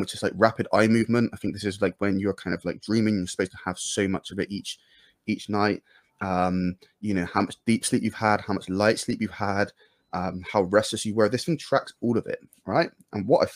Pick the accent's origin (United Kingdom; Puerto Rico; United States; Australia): United Kingdom; I'm British